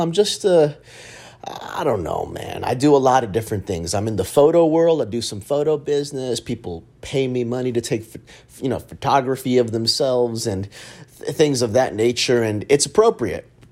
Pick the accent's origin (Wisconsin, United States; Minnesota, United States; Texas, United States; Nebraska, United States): Texas, United States; Dallas; I grew up in Oak Cliff